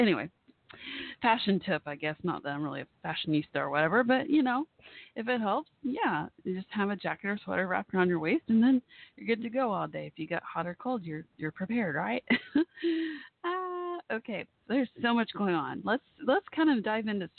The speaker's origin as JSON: {"language": "English", "region": "Texas", "country": "United States", "said": "I do live in Texas"}